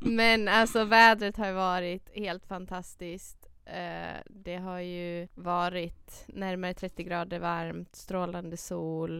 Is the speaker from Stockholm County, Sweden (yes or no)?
no; Dalarna County, Sweden; moved away; Dalarna, mm. till den stan där jag är ifrån